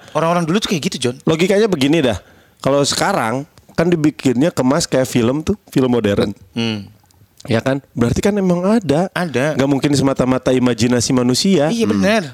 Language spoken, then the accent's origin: Indonesian; Sukabumi, West Java, Indonesia; gua kan dari Sukabumi